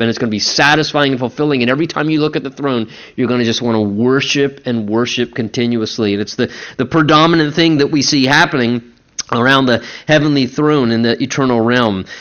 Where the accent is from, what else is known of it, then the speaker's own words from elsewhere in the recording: United States; We're a working people, and certainly as American Christian